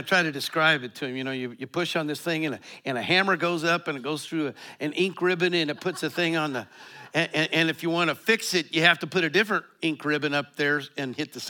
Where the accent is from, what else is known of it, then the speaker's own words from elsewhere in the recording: Colorado, United States; You know, I grew up in Eastern Colorado. We had farmers in our church.